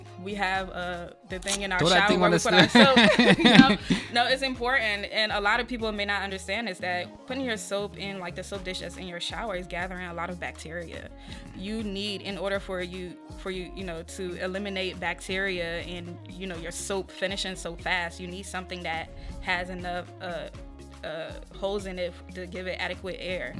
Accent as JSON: {"language": "English", "country": "Liberia", "also_born_or_lived": "Ghana", "said": "So Martha Loren Foundation, I'm originally from Liberia and Ghana."}